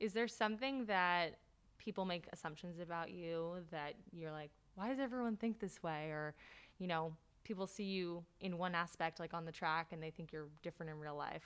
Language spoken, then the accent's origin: English; New Jersey, United States; I'm from New Jersey